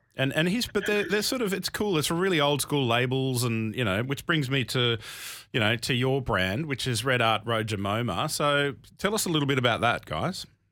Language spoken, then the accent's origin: English; Canberra, Australian Capital Territory, Australia; moved away; I'm from Canberra